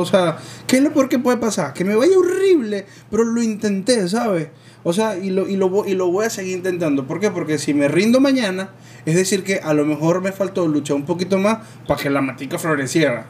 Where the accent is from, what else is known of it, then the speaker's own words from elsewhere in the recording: Venezuela; moved away; ya yo no vivo en Venezuela